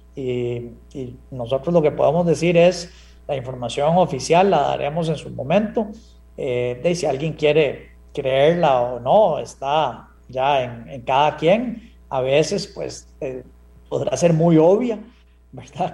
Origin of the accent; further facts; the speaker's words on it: Costa Rica; como costarricense